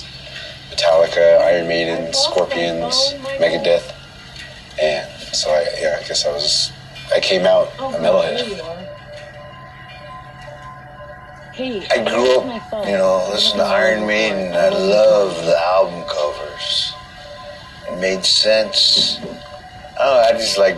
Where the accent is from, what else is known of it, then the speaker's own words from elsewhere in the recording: Window Rock, Arizona, United States; We're in Windrock, Arizona, my hometown, in a hogan on my drummer's family's land